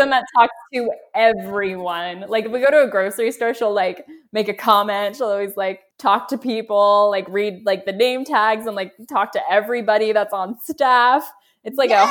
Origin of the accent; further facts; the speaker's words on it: outside of Philadelphia, Pennsylvania, United States; moved away as an adult; now in Pittsburgh, United States; I'm from outside of Philly, but I went to school at the University of Pittsburgh